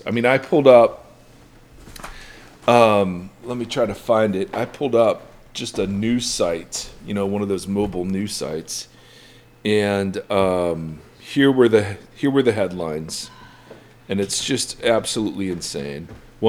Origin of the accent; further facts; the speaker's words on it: Midwest, United States; moved away; I grew up in the Midwest, so we talk about the weather.